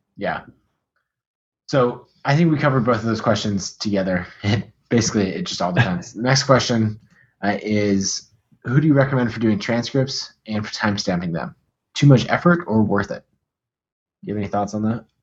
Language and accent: English; United States; accent: American; my American accent